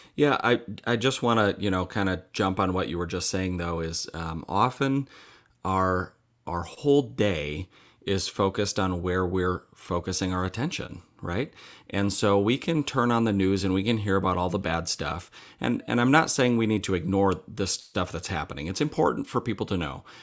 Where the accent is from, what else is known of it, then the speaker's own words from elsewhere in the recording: Mankato, Minnesota, United States; I grew up in Mankato, Minnesota